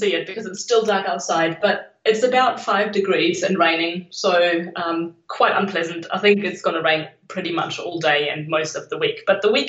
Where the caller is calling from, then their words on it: Nuremberg, Bavaria, Germany; I'm calling from Nuremberg, which is in Bavaria, really in the heart of Bavaria, between, like, it's just about an hour north of Munich.